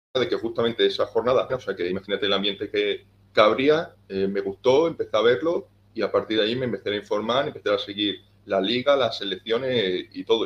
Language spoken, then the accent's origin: Spanish; Cáceres, Extremadura, Spain; soy un chico español de Cáceres.